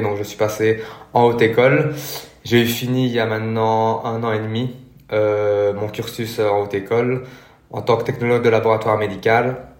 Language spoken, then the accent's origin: French; Belgium; je suis belge